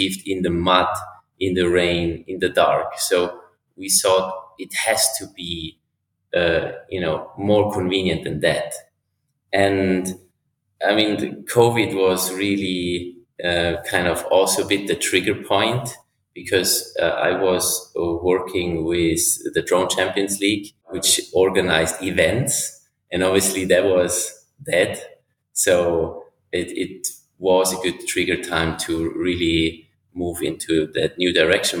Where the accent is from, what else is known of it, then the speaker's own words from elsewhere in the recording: Switzerland; from Switzerland